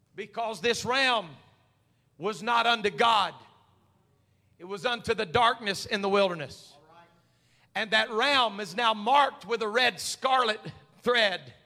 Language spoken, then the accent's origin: English; United States; we're so American